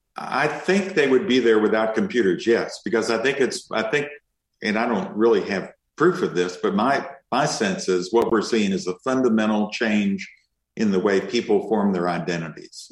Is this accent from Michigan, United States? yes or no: no; Kentucky, United States; now in Austin, United States; I'm from Kentucky originally, and and uh, and spent a lot of time in Eastern Kentucky.